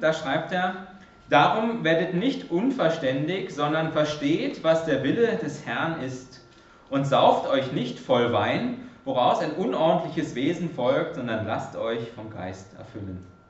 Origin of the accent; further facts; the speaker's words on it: Germany; moved away; als Deutscher in mir